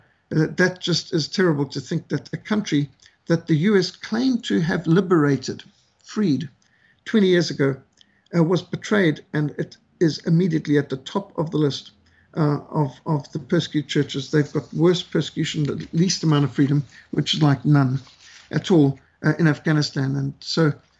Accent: Zimbabwe; Rhodesia, my home country where I grew up

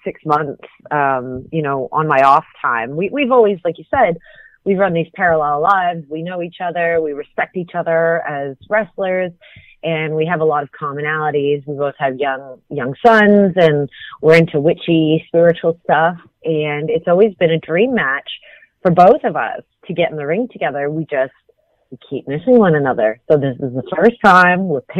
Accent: Canada; I grew up in Canada

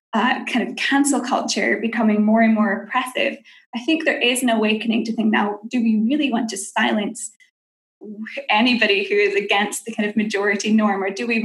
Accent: Scotland, United Kingdom; now in Geneva, Switzerland; I'm Scottish originally, if you can't tell, but I live in Geneva now in Switzerland.

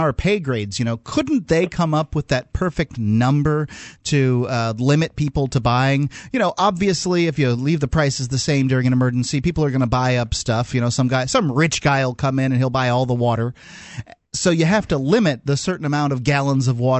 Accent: Sarasota, Florida, United States; I grew up in Florida

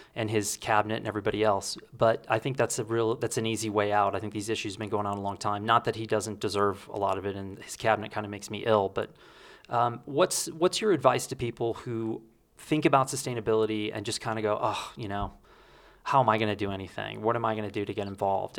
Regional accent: Texas, United States; moved away; remember in high school, At one point, I can remember paying sixty-five cents a gallon for gas in Texas

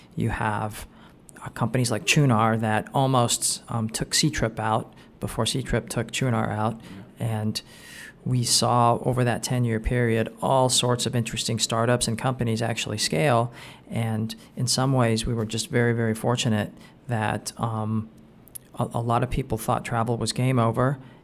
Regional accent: Anaheim, California, United States; I'm from Anaheim, so sometimes we say Magic Kingdom

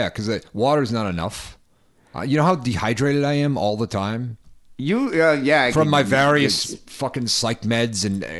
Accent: New England, United States; moved away; I'm from New England

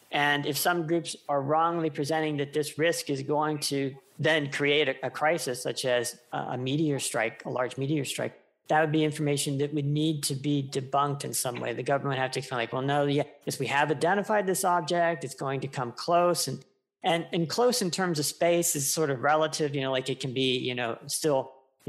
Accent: United States; my home country, the US

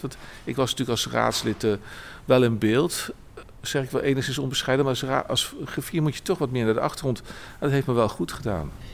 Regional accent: Arnhem, Gelderland, Netherlands; also born or lived in Nijmegen; Ik woon in Arnhem, ik ben ook geboren en getogen in Arnhem.

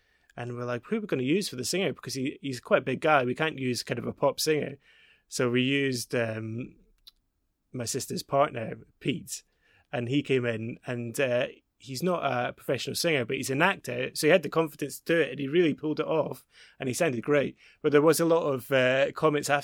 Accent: Glasgow, Scotland, United Kingdom; accent: mixed; moved away; I grew up in Glasgow. I've got a really mixed accent because my parents are English.

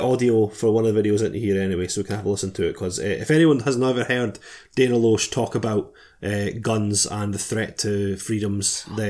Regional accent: United Kingdom; We're British.

